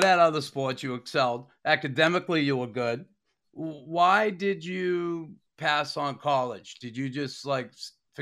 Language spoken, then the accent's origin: English; Boston, Massachusetts, United States; growing up as I grew up in Boston, you know, grew up in the streets